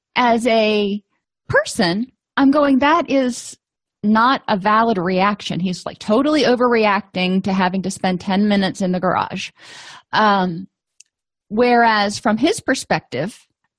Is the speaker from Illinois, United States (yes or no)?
no; Florida, United States; I come from Florida